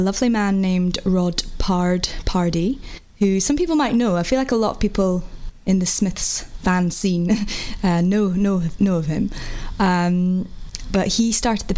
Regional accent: Aberdeen, Scotland, United Kingdom; now in London, United Kingdom; I grew up in Scotland from Aberdeen, and I live in London now

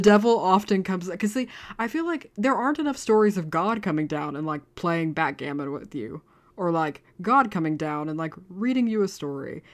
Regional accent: United States; now in Dublin, Ireland; I am an American

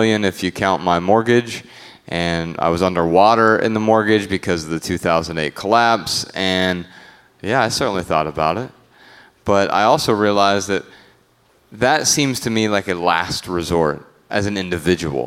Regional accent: Dayton, Ohio, United States; it left a lot of blight in my hometown

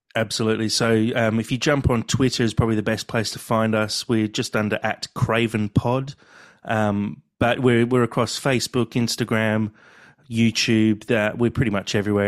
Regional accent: England, United Kingdom; now in Australia; growing up in England, I, I was at boarding school

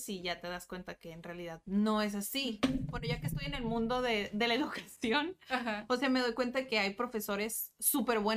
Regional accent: Tijuana, Baja California, Mexico; Sí, soy de Tijuana.

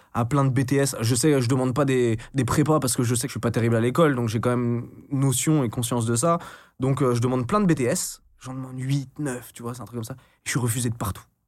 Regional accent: Brest, Brittany, France; also born or lived in Caen; j'ai passé la majeure partie de mon enfance en, Bretagne, dans le Finistère

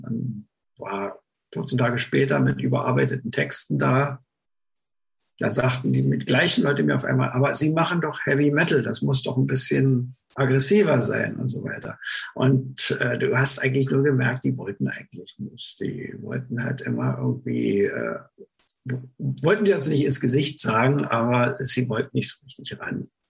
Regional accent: Berlin area, Germany; ich bin ja im Berliner Raum aufgewachsen

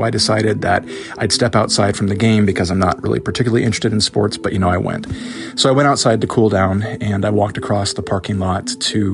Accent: Northwest Iowa, United States; now in Erie, United States; I live in Erie, Pennsylvania, and I'm originally from Iowa

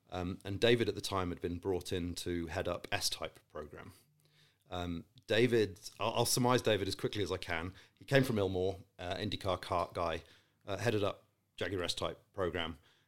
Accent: Saudi Arabia; also born or lived in Qatar / Malaysia; now in United Kingdom; So I was born and raised in Saudi. I spent a lot of time in Qatar subsequent to that and then Malaysia and then came back to the UK.

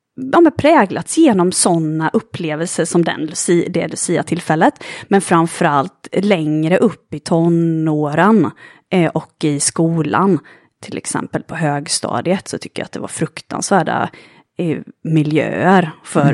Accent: Jönköping, Jönköping County, Sweden; moved away as an adult; also born or lived in Stockholm; Jag föddes i Jönköping i, i Småland för 35 år sedan. Mm. Och eh, har vuxit upp

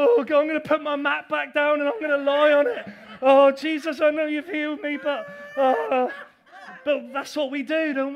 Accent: England, United Kingdom; I know we're English.

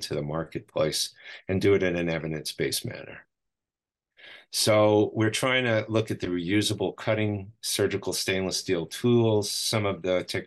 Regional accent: New York, United States; moved away as an adult; now in Southern California, United States; I'm originally from New York

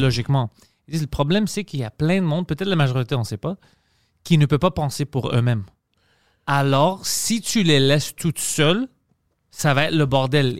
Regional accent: Greece; now in Quebec, Canada; avec mon accent, puis je suis grec

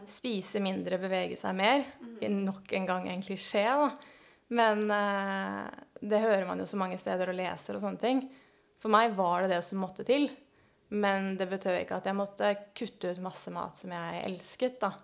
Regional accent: Oslo, Norway; født og oppvokst i Oslo. Eh, faktisk bodd innenfor Oslo hele mitt liv.

